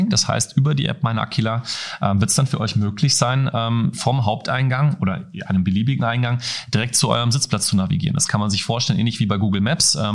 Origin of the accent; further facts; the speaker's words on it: Hesse, Germany; Ich bin in Osthessen aufgewachsen, da fährt man klassisch mit der Regionalbahn, äh, dann hier nach Frankfurt, um ins Stadion zu gehen.